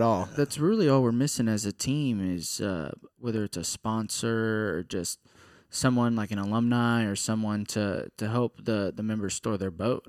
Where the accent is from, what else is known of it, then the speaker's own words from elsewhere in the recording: Katy, Texas, United States; I'm from Katy, Texas